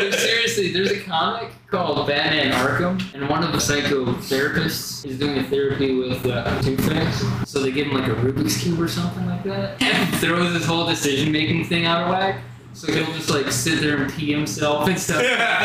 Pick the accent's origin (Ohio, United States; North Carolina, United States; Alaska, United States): Alaska, United States; I'm from Alaska. We're all about freeze. We love freezing things here.